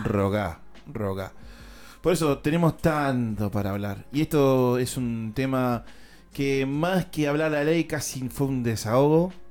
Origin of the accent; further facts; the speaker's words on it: La Plata, Buenos Aires Province, Argentina; acá en mi país, en La Plata